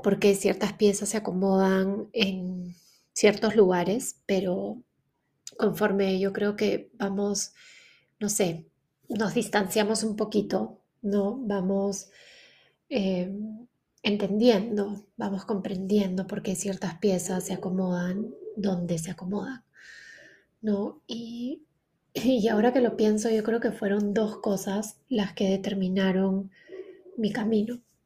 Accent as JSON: {"language": "Spanish", "region": "Lima", "country": "Peru", "also_born_or_lived": "Canada", "moved": "as an adult", "said": "quiero volver a Lima, quiero volver a Perú, no, este, no quiero que mis, hijos, que mis hijos crezcan acá, lejos de la familia"}